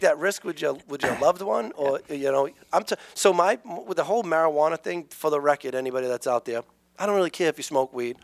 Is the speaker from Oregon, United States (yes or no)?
no; New Bedford, Massachusetts, United States; Um, I grew up in New Bedford